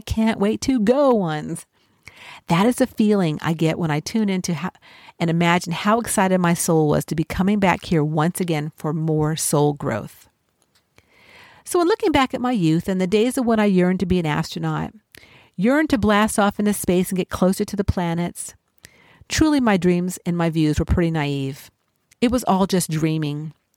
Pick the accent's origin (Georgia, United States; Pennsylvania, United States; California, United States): California, United States; Los Angeles; I grew up in the City of Angels